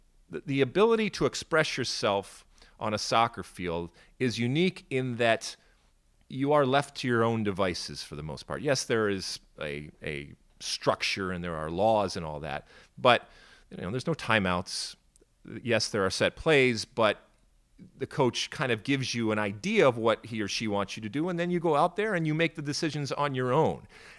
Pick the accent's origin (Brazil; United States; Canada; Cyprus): United States; Detroit, Michigan; also born or lived in Athens, Greece; I grew up in the suburbs of Detroit, and I grew up also in Athens, Greece, so kind of going back and forth when I was really young.